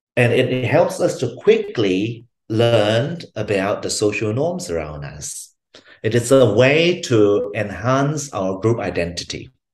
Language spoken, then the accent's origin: English; Malaysia; moved away as an adult; now in Brisbane, Australia; I was originally from Malaysia. I came to Brisbane, Australia, to um, to uh, study psychology as an undergrad student